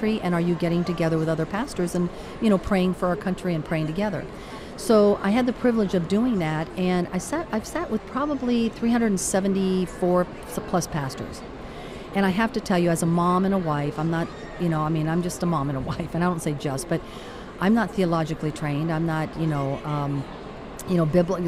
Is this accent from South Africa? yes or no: no; Caracas, Capital District, Venezuela; moved away; also born or lived in Miami; I'm actually from Caracas, Venezuela